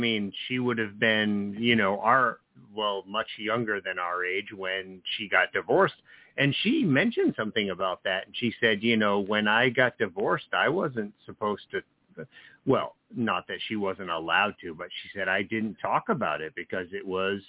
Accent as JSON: {"language": "English", "region": "New Jersey", "country": "United States", "tie": "born or raised there", "said": "when I was growing up in New Jersey"}